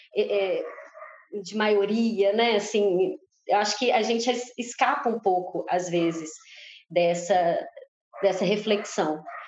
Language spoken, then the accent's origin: Portuguese; Brazil; Nós somos brasileiros, mas a gente também é latino-americano